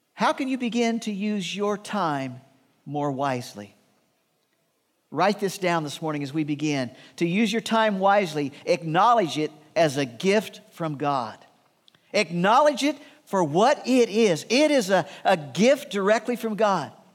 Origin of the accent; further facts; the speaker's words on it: Midwest, United States; Shirley and I grew up in the Midwest